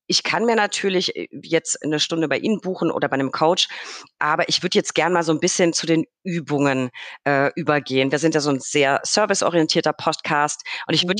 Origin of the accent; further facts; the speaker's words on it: Franconia, Bavaria, Germany; als Franke